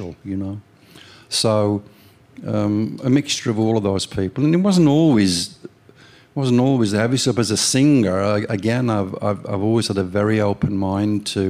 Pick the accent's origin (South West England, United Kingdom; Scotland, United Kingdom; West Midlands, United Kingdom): West Midlands, United Kingdom; Walsall; my hometown is Walsall, which is about 9 miles away from Birmingham City